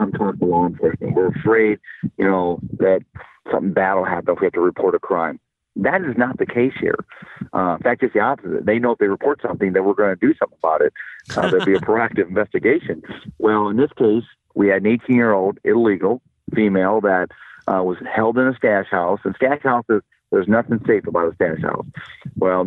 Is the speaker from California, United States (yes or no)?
no; Iowa, United States; now in Cochise County, Arizona, United States; the county back in where I grew up in Iowa